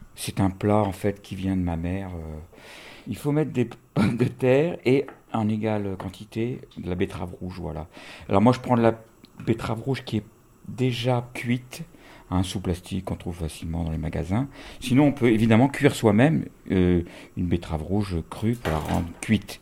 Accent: France; j'ai grandi en France

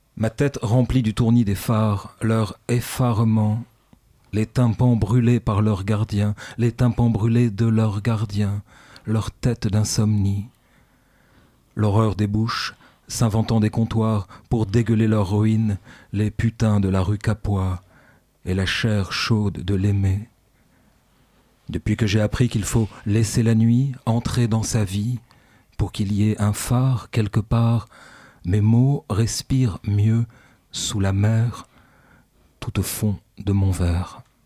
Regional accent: Ch'ti, Hauts-de-France, France; now in Lille, France; je suis un ch'ti, donc bienvenue chez les ch'tis aussi

